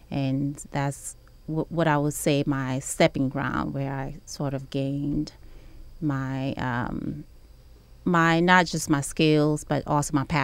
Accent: New York City, New York, United States; So I grew up in New York City and I left New York after graduating from high school to see other places

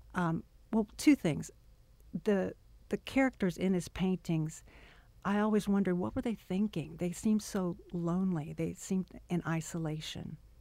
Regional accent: Arkansas, United States; moved away; also born or lived in Louisiana; Born in Arkansas

